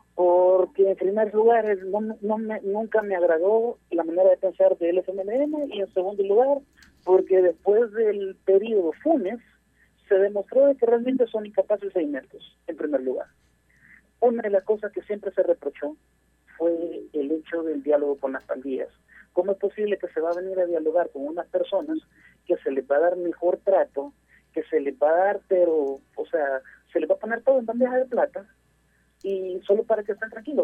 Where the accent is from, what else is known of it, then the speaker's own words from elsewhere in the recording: El Salvador; yo como arenero y como salvadoreño